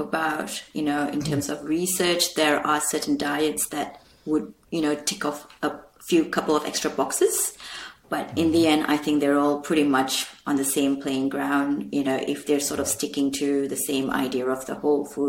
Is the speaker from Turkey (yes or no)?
no; India; me being Indian